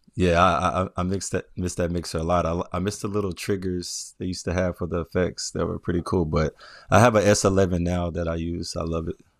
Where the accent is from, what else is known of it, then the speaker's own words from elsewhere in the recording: Memphis, Tennessee, United States; also born or lived in Atlanta; now in Brooklyn, United States; I was born and raised in Memphis, so I, I grew up, uh, majority of my life in Memphis